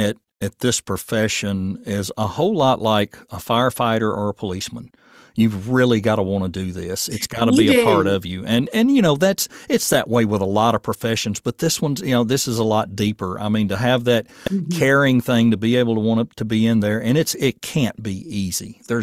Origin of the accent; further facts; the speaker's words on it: Rutherford County, Tennessee, United States; now in Portland, United States; I was from Rutherford County and moved up here for work.